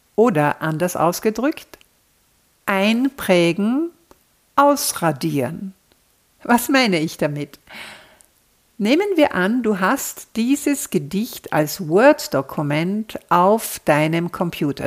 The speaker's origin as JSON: {"language": "German", "country": "Austria", "said": "hier bei uns in Österreich"}